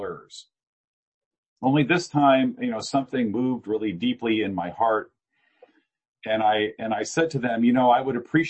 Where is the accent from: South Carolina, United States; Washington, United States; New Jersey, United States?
Washington, United States; Eastern Washington State, United States; also born or lived in Chicago; I grew up in Eastern Washington State in a town of 300 people